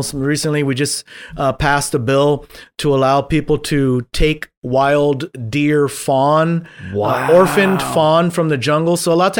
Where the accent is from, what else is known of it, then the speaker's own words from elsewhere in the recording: Guam; I was born and raised. I was born and raised on Guam.